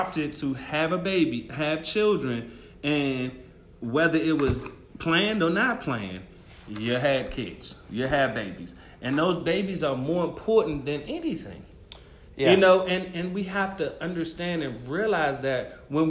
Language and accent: English; Prince George's County, Maryland, United States; I came back home to Prince George's County, Maryland, because I'm from Maryland as well